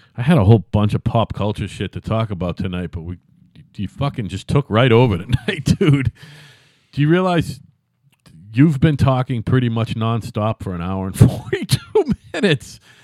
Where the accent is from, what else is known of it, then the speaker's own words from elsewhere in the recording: Plymouth, Massachusetts, United States; also born or lived in Brockton, Massachusetts; We lived in Brockton, and I moved, we moved to Plymouth when I was eight